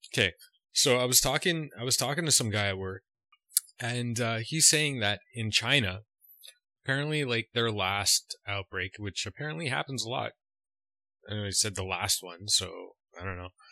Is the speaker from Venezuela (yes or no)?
no; Canada; just being a Canadian